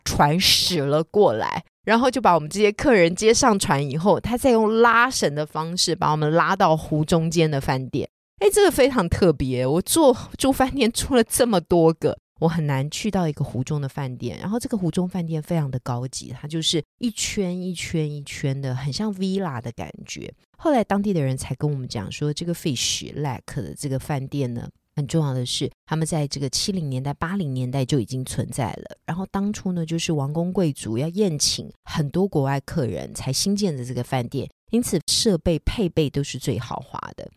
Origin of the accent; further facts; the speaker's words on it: Taiwan; 我们台湾人